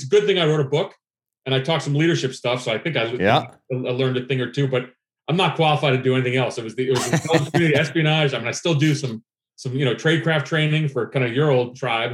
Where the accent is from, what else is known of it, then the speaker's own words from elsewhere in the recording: New Brunswick, New Jersey, United States; also born or lived in Athens, Greece; I grew up in New Brunswick, New Jersey